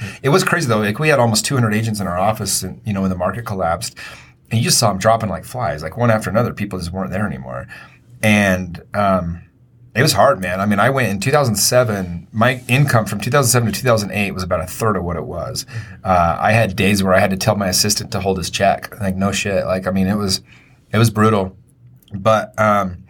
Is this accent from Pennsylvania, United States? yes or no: no; Taylorsville, Utah, United States; also born or lived in Murray, Utah; when I was 12, I moved from Taylorsville, which was like the top baseball place in Utah, to Murray